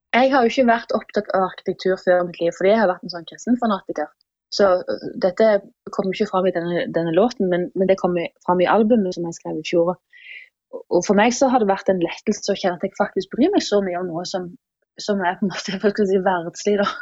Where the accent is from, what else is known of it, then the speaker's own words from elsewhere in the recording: Jæren, Rogaland, Norway; now in Oslo, Norway; jeg kommer fra Jæren. Jeg har bodd i Oslo siden 2006